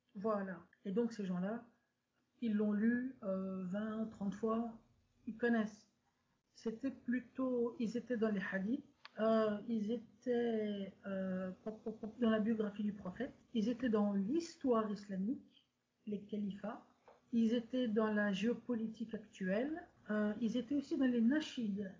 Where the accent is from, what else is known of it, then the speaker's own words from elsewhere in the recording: Brussels, Brussels-Capital Region, Belgium; je suis née en Belgique en 1988 d'un père tunisien, musulman modéré, et d'une mère belge